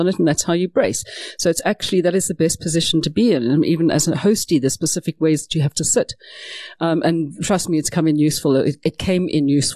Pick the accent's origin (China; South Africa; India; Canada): South Africa; we are South African after all